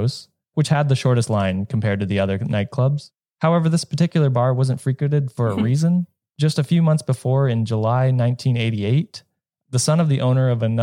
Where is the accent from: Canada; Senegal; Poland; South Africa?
Canada; as a Canadian